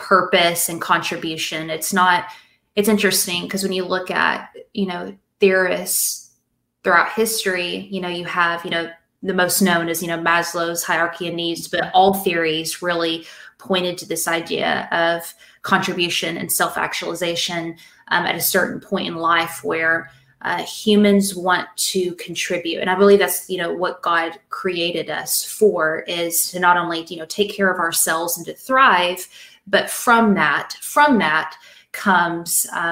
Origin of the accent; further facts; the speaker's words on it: Little Rock, Arkansas, United States; accent: Southern; moved away as an adult; also born or lived in Springfield, Missouri; now in Georgia, United States; Little Rock, Arkansas. So born and raised in Arkansas for the most part